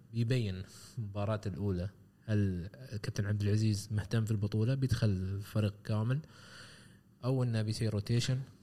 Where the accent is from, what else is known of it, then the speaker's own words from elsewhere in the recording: United Arab Emirates; عندنا في الامارات